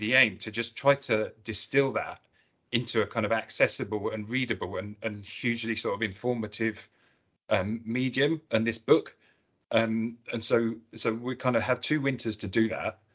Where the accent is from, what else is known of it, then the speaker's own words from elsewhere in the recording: Cambridgeshire, East of England, United Kingdom; now in Shetland, United Kingdom; Growing up in Cambridgeshire, which is a landlocked county